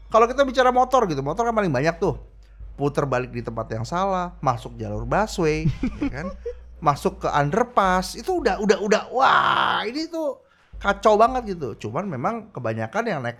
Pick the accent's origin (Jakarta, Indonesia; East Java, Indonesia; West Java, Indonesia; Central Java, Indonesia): East Java, Indonesia; Surabaya; Banyak lari kan gue orang Surabaya juga.